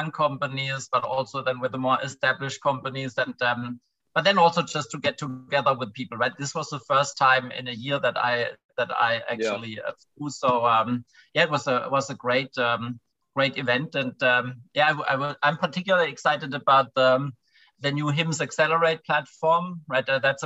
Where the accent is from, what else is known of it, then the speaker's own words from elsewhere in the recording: a tiny village in the south of Germany, Southern Germany, Germany; also born or lived in London; now in Berlin, Germany; I'm from a tiny village in the south of Germany. It's a 200 people, and it's a very rural place. Now I live in Berlin.